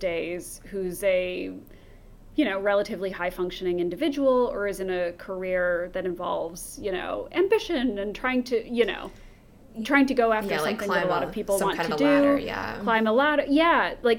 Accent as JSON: {"language": "English", "country": "United States", "said": "as an American"}